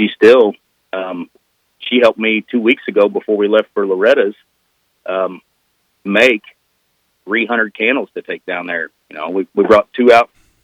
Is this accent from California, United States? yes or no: no; Southeast Missouri, United States; I'm from Southeast Missouri